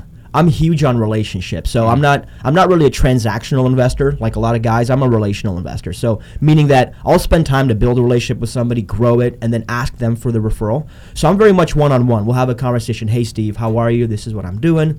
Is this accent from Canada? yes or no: yes; Canada; I'm Canadian.